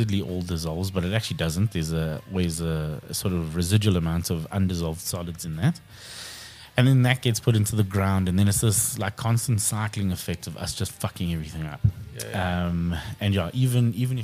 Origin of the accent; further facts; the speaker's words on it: Krugersdorp, Gauteng, South Africa; Krugersdorp, my hometown